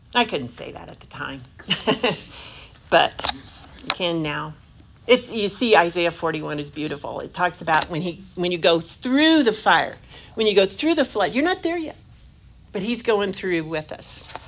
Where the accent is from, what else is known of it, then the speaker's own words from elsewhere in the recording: United States; I'm such an American